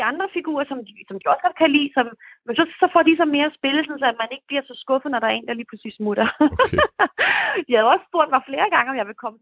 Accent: Copenhagen, Capital Region of Denmark, Denmark; moved away as an adult; now in Germany; Og jeg havde så faktisk lavet lidt, øh, lidt teater hjemme i København, da jeg var helt ung.

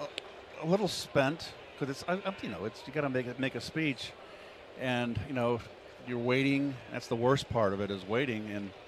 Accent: St. Louis, Missouri, United States; And to be honest with you, I came from St. Louis, where there was just the Globe Democrat and the Post-Dispatch, the morning and afternoon paper

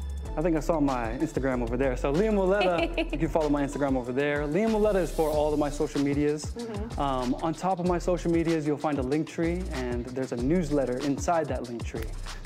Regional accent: California, United States; now in Hawaii, United States; I've been influenced, born and raised in California, you know, the R&B, you know, really pulled me.

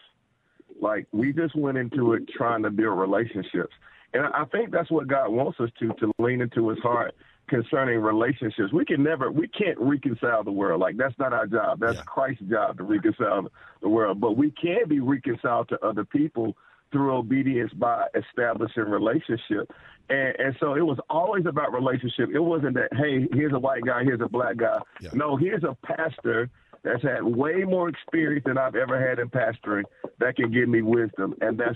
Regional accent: Salisbury, North Carolina, United States; I'm born and raised in Salisbury, North Carolina. That's my hometown

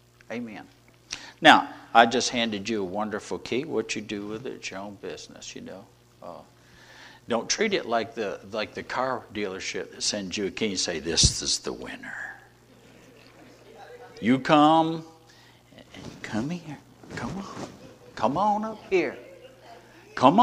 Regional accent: the South, United States; We're from the South

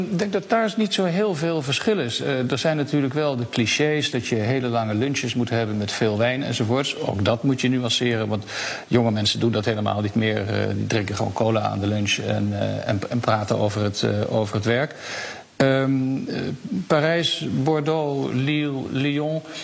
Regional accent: Netherlands; moved away as an adult; now in Paris, France; als Nederlanders

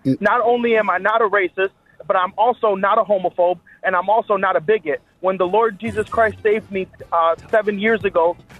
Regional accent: Chicago, Illinois, United States; we're from Chicago, bro.

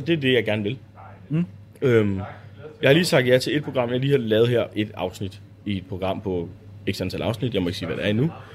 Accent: Bornholm, Capital Region of Denmark, Denmark; jeg er Bornholmer

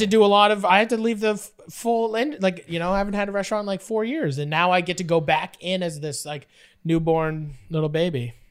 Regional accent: Fort Erie, Ontario, Canada; also born or lived in Buffalo, New York; I grew up in Fort Erie, and so it's like buffalo wings is like our, that's our whole entire thing.

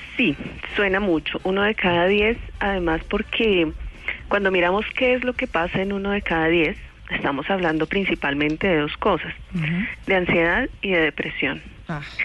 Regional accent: Colombia; como colombianos

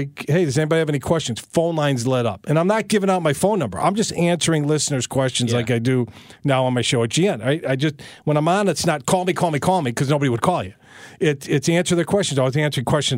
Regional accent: Des Plaines, Illinois, United States; also born or lived in Brooklyn, New York / Chicago; I grew up in Des Plaines

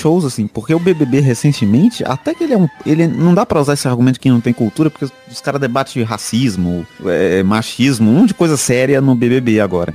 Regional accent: Minas Gerais, Brazil; Eu viro paulista até, sou mineiro

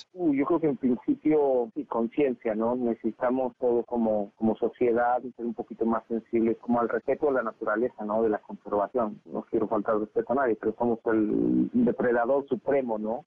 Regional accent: Mexico; soy mexicano y hablo español

